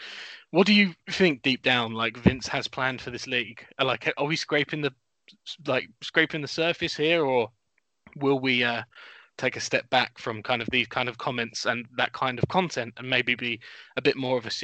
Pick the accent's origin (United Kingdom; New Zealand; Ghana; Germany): United Kingdom; As a Brit